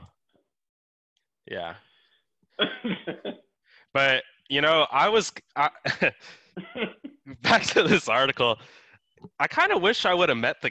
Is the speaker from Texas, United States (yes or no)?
yes; Texas, United States; That's the state tree here. Yeah, pecan trees. So actually growing up, my parents had a pretty big pecan tree